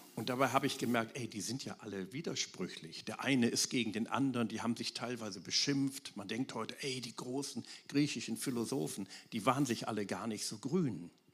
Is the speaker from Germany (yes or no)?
yes; Wuppertal, North Rhine-Westphalia, Germany; in meiner Heimatstadt Wuppertal, aus der ich komme